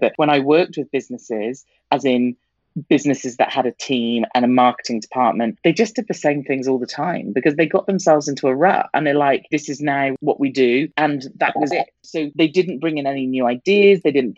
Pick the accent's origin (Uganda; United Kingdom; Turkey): United Kingdom; I'm British